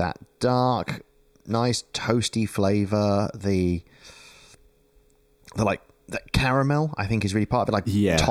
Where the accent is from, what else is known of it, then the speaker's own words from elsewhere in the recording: United Kingdom; moved away as an adult; now in Melbourne, Australia; this year, about a month ago, was the 10th anniversary of me leaving the UK.